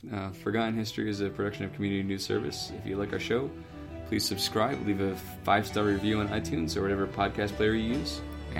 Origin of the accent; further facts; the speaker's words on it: United Kingdom; Being British, if you look at a picture of that one, it's called the Flying Bum.